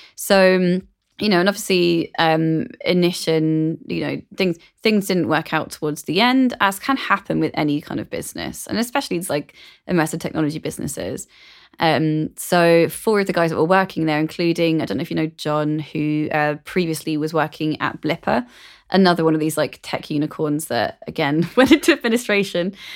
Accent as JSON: {"language": "English", "region": "London", "country": "United Kingdom", "tie": "born or raised there", "said": "growing up in London was a massive advantage to me."}